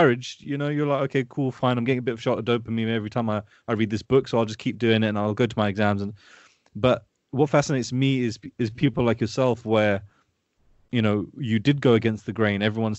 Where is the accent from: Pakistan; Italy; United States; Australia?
Pakistan; Obviously, being Pakistani, I know what the culture is like.